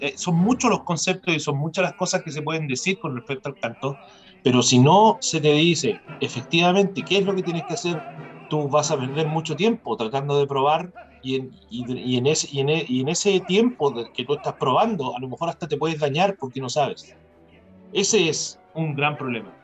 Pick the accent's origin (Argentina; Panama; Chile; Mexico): Chile; moved away; siendo un chileno